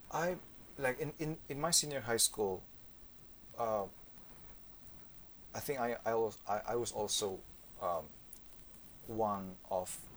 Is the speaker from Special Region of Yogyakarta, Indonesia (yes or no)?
yes; Yogyakarta, Special Region of Yogyakarta, Indonesia; English is a second language; also born or lived in Cilacap, Indonesia; I was born in Cilacap, but then moved to uh, Yogyakarta. It's just f- uh, four or five hours by driving.